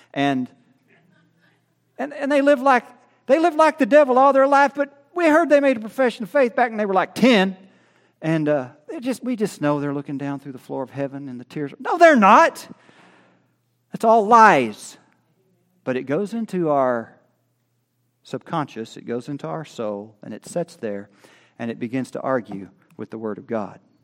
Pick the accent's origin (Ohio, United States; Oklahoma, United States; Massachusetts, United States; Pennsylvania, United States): Oklahoma, United States; I'm from Oklahoma